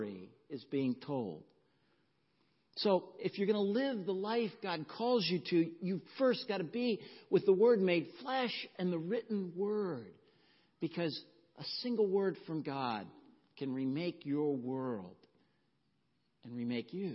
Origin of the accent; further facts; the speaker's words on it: the South, United States; growing up in the South